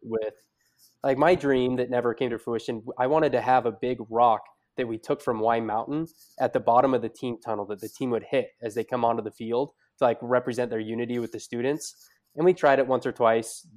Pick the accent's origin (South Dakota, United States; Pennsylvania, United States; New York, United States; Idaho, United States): Idaho, United States; I'm from Idaho